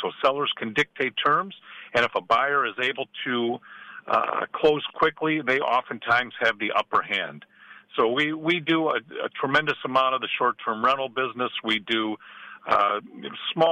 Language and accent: English; Midwest, United States; moved away; I'm originally from the Midwest